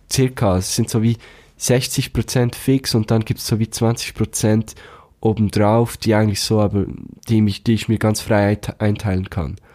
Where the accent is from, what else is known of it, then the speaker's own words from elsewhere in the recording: Thun, Bern, Switzerland; aus meiner Heimatstadt, aus Thun